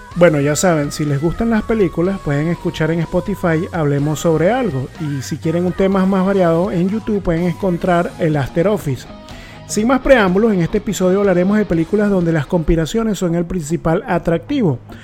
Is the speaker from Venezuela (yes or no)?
yes; Puerto Ordaz, Bolívar, Venezuela; somos de Puerto Ordaz